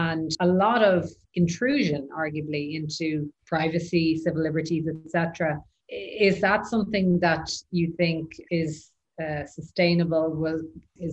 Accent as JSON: {"language": "English", "country": "Ireland", "said": "I'm Irish, and obviously we had our issues in Northern Ireland for several decades."}